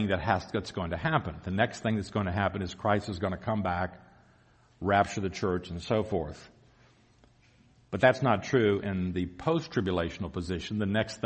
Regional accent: the South, United States; accent: southern; moved away; You can probably tell by my accent I'm from the south.

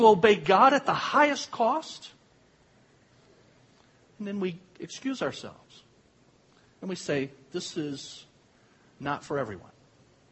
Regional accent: Ecorse, Michigan, United States; I grew up in Ecorse

